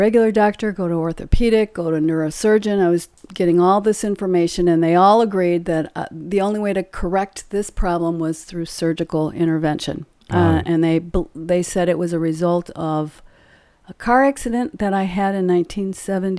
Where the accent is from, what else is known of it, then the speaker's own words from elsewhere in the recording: Illinois, United States; moved away as an adult; now in White House, Tennessee, United States; we moved here from Illinois. Been there my whole life. I lived in Illinois